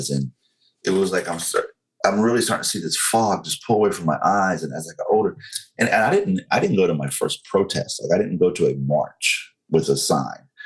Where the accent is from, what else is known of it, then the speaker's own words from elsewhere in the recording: the Bible Belt, United States; I was openly against gay marriage because I was raised in you know the Bible Belt. I was raised in Pentecostal sure. church.